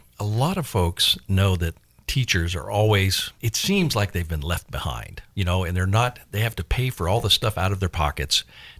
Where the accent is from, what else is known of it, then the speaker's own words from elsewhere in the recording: Florida, United States; moved away; we're from Florida, so we're used to flat.